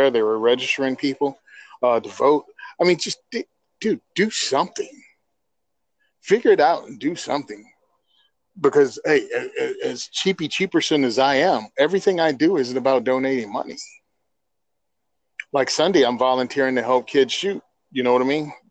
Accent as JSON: {"language": "English", "region": "New Jersey", "country": "United States", "said": "I'm from Jersey. Food comes from the grocery store. What's a tractor? It's what's on the turnpike."}